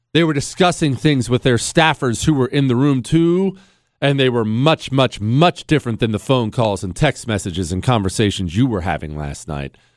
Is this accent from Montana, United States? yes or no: yes; rural Montana, United States; I grew up in Montana. In rural Montana